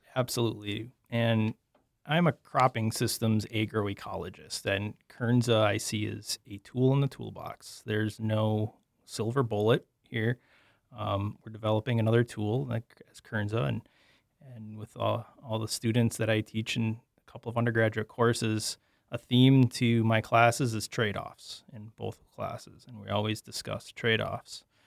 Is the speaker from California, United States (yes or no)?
no; Sheboygan, Wisconsin, United States; moved away as an adult; also born or lived in Oshkosh, Wisconsin; now in Minnesota, United States; I'm from Sheboygan, Wisconsin, eastern Wisconsin